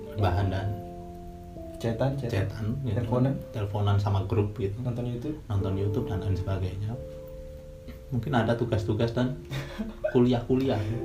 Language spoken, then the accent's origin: Indonesian; Sleman, Special Region of Yogyakarta, Indonesia; Saya dari Sleman